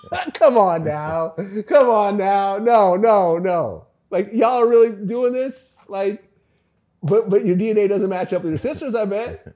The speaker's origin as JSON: {"language": "English", "area": "the Bay Area", "region": "California", "country": "United States", "said": "we're both from the Bay"}